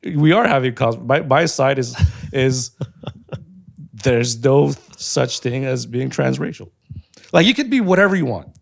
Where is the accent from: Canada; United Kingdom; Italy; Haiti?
Canada; I'm Canadian, but I'm not, like, white. Like, my culture is not that. I'm Cambodian.